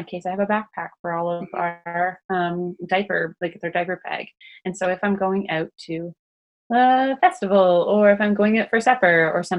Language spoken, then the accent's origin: English; Canada; I'm also Canadian